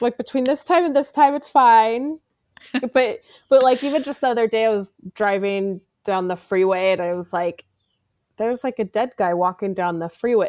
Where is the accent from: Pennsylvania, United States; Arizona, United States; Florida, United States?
Arizona, United States; I grew up in Arizona